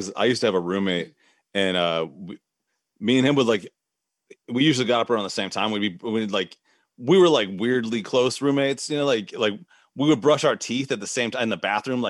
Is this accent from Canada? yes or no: no; United States; I have Irish heritage. Obviously, I was born in the United States, but I have, you know, my ancestors are Irish.